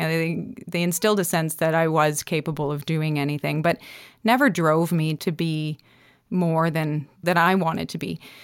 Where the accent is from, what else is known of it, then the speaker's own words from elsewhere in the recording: North Bay, Ontario, Canada; moved away as an adult; now in Nova Scotia, Canada; I was kind of a trouble high school kid growing up in Northern Ontario without too much